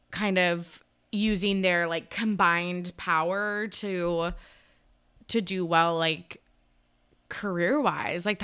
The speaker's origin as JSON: {"language": "English", "country": "Ireland", "said": "I'm Irish."}